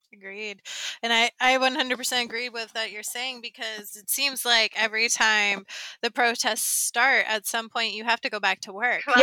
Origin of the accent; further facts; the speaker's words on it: the South, United States; I grew up in the South and in a very white area in the South